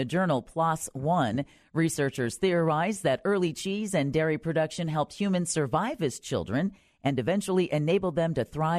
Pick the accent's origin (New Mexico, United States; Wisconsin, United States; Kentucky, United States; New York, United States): Wisconsin, United States; now in Orlando, United States; I'm from Wisconsin, bud.